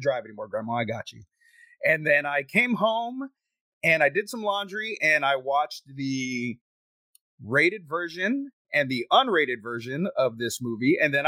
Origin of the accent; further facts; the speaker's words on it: Texas, United States; I'm from Texas. I live in Texas